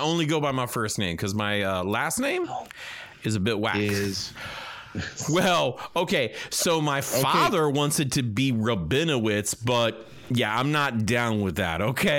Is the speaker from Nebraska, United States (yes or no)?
no; Boca Raton, Florida, United States; I'm from Boca. Yeah, I'm from Boca.